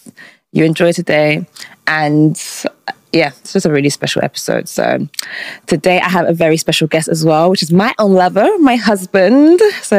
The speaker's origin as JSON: {"language": "English", "country": "United Kingdom", "said": "I feel like as a Brit in the UK, when you meet Nigerians, you're like, these people are crazy."}